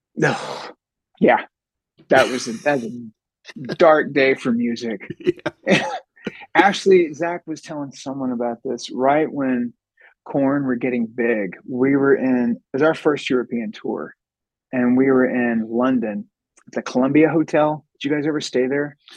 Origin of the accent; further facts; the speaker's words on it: Sherman, Texas, United States; we were born and raised in Sherman